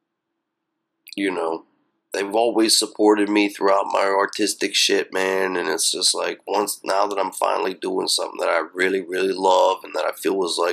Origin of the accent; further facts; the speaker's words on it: Blairsville, Pennsylvania, United States; moved away; also born or lived in Philadelphia / Brooklyn; my hometown of Blairsville.